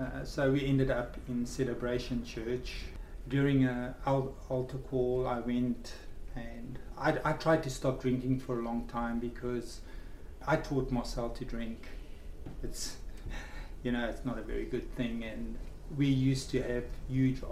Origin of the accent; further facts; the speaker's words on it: South Africa; moved away; I was born in South Africa in 1970 on Waitangi Day